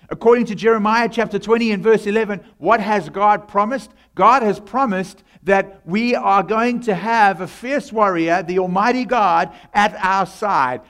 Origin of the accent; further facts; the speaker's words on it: South Africa; accent: South African; moved away; I come from South Africa